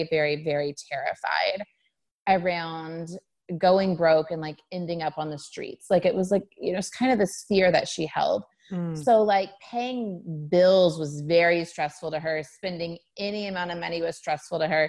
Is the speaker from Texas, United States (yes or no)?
no; Sand Springs, Oklahoma, United States; I'm from Sand Springs, Oklahoma, a little town outside Tulsa, lower middle class family